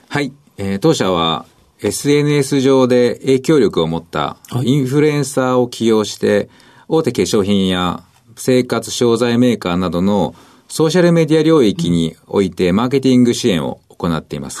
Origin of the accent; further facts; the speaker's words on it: Okayama, Japan; 岡山県です